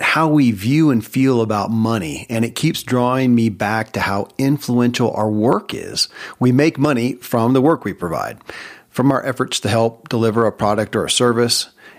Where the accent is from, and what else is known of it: Kentucky, United States; born or raised there